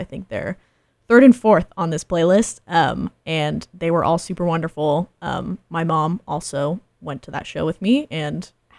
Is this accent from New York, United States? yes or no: no; Roseville, California, United States; I grew up around the Roseville area